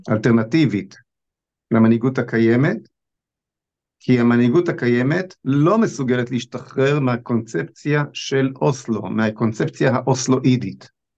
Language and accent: Hebrew; Israel; אני נולדתי בארץ הזאת, אני כבר בן 61